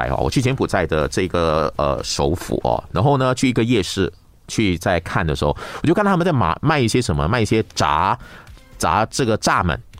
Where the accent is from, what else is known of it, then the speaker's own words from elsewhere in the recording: Malaysia; 因为我们是国语是马来语嘛，所以我们必须要学马来语，还有英语是国际语言嘛，我们要学英语等等的啊。